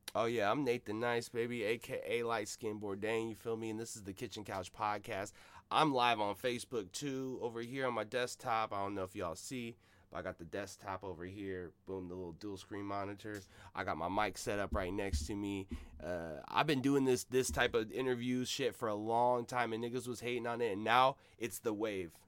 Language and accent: English; Seattle, Washington, United States; I'm from South Seattle